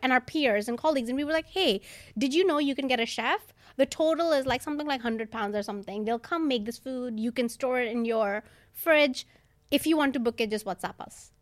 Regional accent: India; also born or lived in New York; now in London, United Kingdom; I'm from India

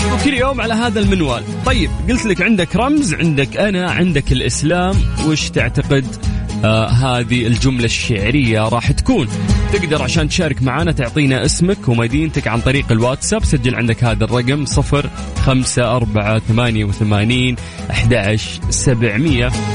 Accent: Saudi Arabia

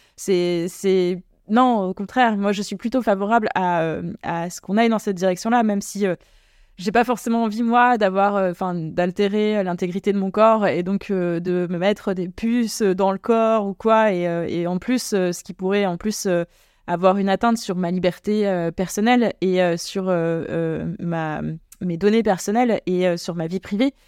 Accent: Normandy, France; moved away; also born or lived in Creuse; en Normandie aussi d'ailleurs. c'est là d'où je viens

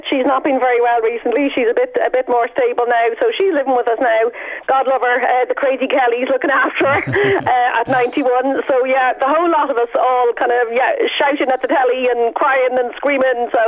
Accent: Argentina; I, I'm an Irish Argentinian. You'd never guess from my name, but that's that's that's me indeed.

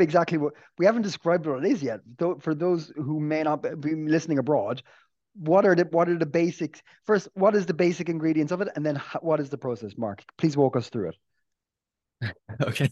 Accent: Ireland; being an Irish person

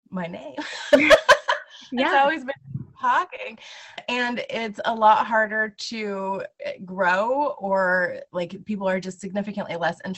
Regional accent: Lawrence, Kansas, United States; I'm from Lawrence, Kansas

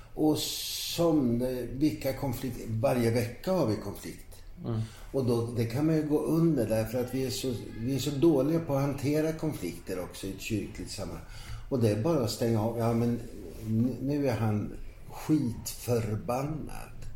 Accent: Ankarsholm, Sweden; i brukssamhället Ankarsholm där jag växte upp

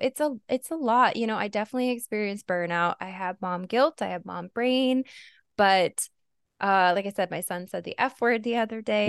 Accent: Arizona, United States; moved away; Arizona, but I grew up in a pretty nice area

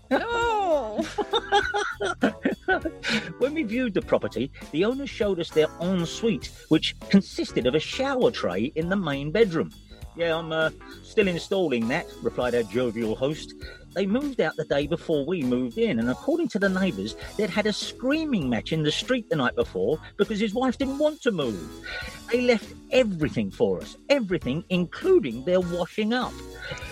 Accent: Deptford, London, United Kingdom; I grew up in Deptford

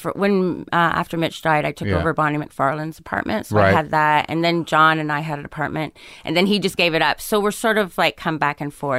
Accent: Ontario, Canada; moved away as an adult; also born or lived in England; now in United States; I grew up in Ontario, kind of a suburb of Toronto, and then I grew up in England a little bit, and then I moved back to Canada and then came down here.

